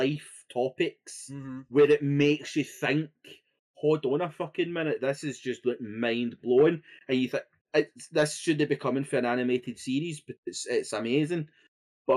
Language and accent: English; Scotland, United Kingdom; being Scottish